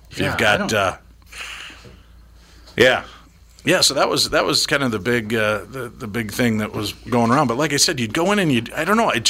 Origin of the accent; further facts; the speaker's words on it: Chicago, Illinois, United States; well, I'm from Chicago